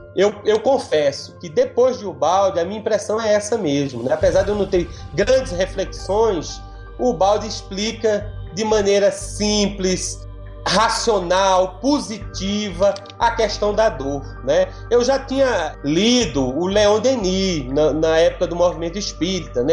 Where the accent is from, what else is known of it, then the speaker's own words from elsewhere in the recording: Northeast Region, Brazil; minha mãe era ativa no movimento espírita na cidade do Nordeste onde eu nasci